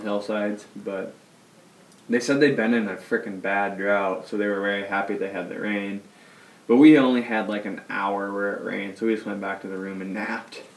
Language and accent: English; Iowa, United States